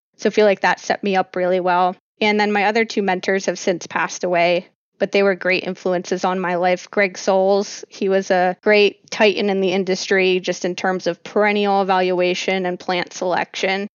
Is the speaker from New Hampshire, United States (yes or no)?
no; New Jersey, United States; I grew up in South Jersey, and I grew up hanging out in the pine barrens